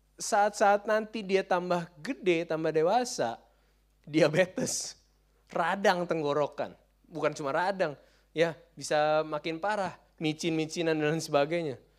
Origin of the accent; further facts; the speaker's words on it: Jakarta, Indonesia; kita orang Jakarta